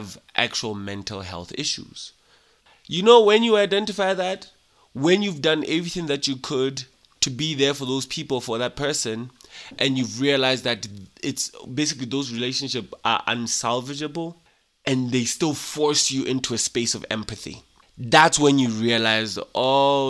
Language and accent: English; Lesotho; being a Mosotho, born and raised in Lesotho by Basotho parents